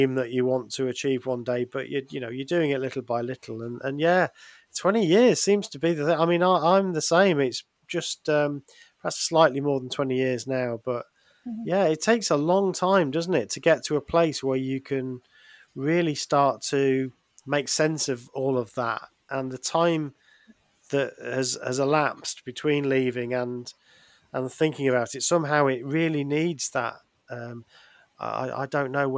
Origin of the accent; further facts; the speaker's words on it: England, United Kingdom; we're from England